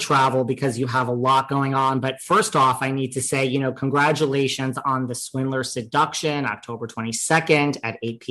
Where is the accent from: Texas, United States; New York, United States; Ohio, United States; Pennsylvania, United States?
New York, United States; New York City; I'm from New York City. I'm like a jaded person.